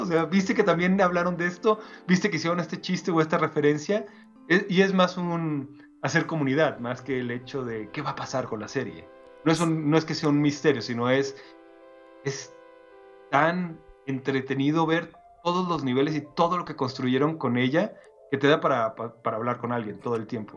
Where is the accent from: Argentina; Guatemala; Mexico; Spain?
Mexico; yo soy mexicano